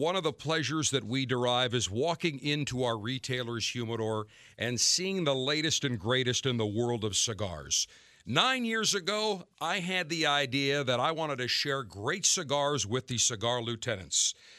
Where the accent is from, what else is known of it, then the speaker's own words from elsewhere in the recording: Buffalo, New York, United States; also born or lived in Tampa; Now, I'm from Buffalo. I'm used to cold, okay?